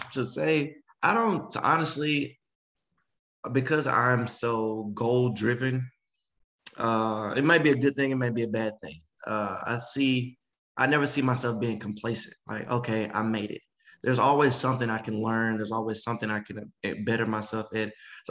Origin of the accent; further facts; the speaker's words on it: the South, United States; Oh, no, just growing up in the South, I'm super family oriented.